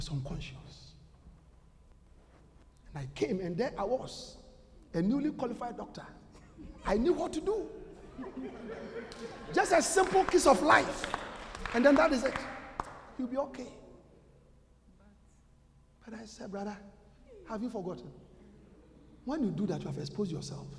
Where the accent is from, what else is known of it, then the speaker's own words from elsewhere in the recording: Ghana; moved away as an adult; also born or lived in Russia; go back to Ghana